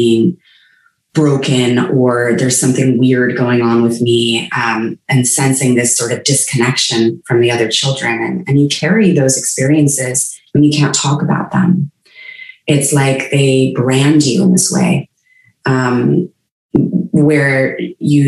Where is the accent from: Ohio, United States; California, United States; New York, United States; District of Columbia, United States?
California, United States; Palo Alto; I grew up in Palo Alto, California, the heart of Silicon Valley